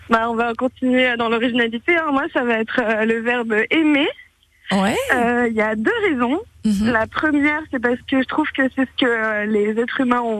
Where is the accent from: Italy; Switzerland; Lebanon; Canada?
Lebanon; first language Armenian; French is a second language; now in France; Moi, je suis arménienne de Liban.